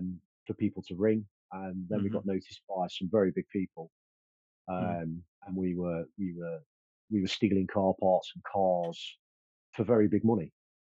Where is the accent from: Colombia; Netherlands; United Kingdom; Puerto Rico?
United Kingdom; Stapleford, East Midlands; born there; Yes, it is. I was born in Stapleford. Most of the offending was around the Beeston and Stapleford in Nottingham area.